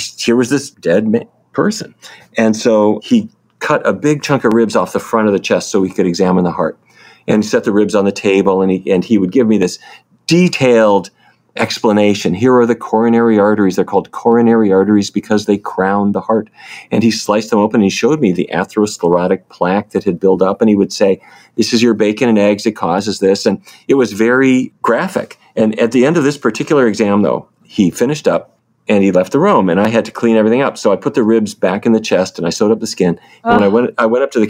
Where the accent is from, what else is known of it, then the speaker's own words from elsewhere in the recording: Fargo, North Dakota, United States; moved away; I grew up in Fargo. That was my hometown